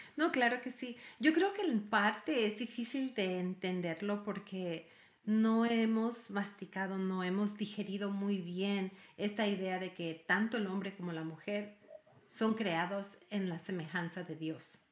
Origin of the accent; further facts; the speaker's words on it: Ecuador; now in United States; yo soy ecuatoriana y mi padre era argentino y vivo en los Estados Unidos